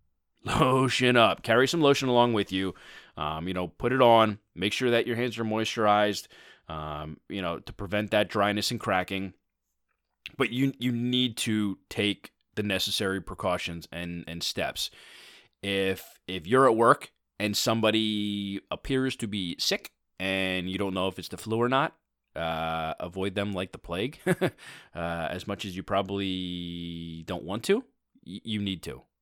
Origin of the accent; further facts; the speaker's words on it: Philadelphia, Pennsylvania, United States; my hometown team, the Philadelphia Eagles